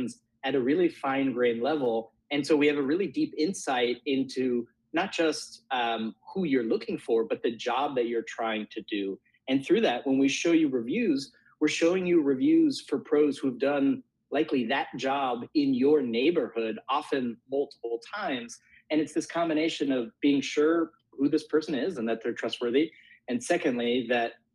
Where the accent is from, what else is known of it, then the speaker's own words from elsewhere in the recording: Bay Area, California, United States; I grew up in the Bay Area, and my parents are both Italian